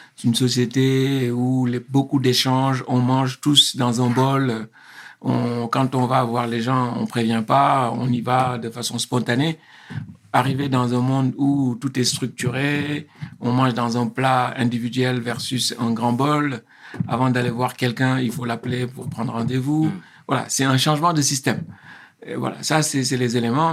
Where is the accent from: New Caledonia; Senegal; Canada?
Senegal; moved away as an adult; also born or lived in Paris, France; now in France; je suis originaire du Sénégal. Mhm. je suis né au Sénégal euh, il y a un peu plus de 50 ans. Euh, j'ai fait mes écoles euh, primaires et secondaires au Sénégal.